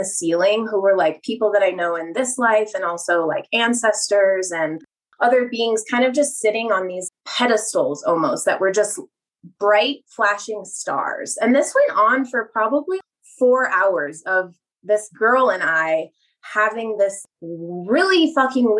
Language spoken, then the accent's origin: English; Mammoth Lakes, California, United States; growing up in Mammoth, like at 8,000 feet